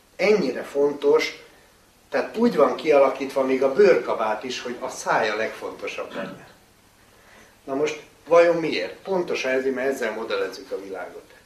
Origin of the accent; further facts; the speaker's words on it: Hungary; magyar vagyunk